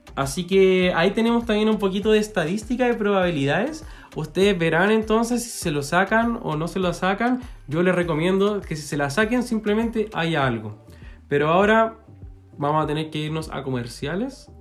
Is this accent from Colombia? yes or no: no; Chile; somos chilenos.